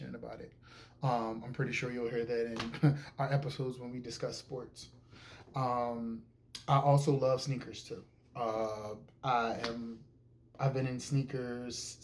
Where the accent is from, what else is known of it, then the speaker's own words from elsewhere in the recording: Philadelphia, Pennsylvania, United States; I am from Philadelphia, Pennsylvania. I am born and raised. I've been here my entire life.